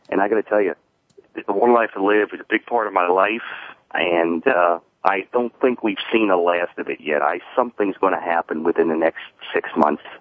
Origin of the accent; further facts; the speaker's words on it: New York, United States; I started watching it when I was six years old with my mother back when we grew up in Long Island.